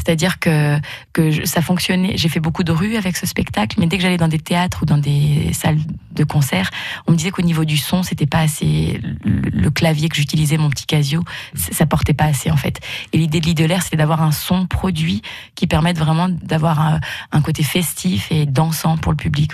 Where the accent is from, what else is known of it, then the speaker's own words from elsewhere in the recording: Haute-Loire, Auvergne-Rhône-Alpes, France; moved away; also born or lived in Bourg-en-Bresse; je suis originaire de Haute-Loire et après, j'ai vécu longtemps sur Bourg-en-Bresse